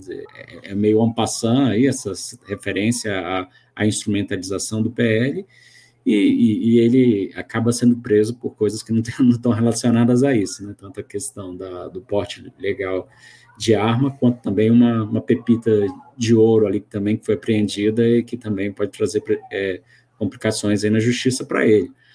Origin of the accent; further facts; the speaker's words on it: Goiás, Brazil; now in Brasília, Brazil; eu sou goiano, moro em Brasília